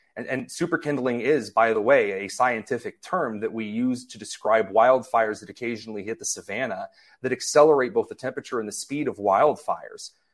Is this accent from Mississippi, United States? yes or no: no; Indiana, United States; I grew up in Indiana